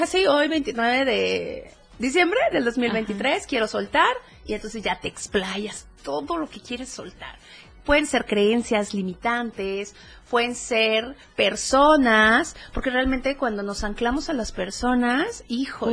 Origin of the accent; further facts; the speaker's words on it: Chiapas, Mexico; now in Oaxaca, Mexico; yo soy chiapaneca, soy coneja. Eh, vivo actualmente en el estado de Oaxaca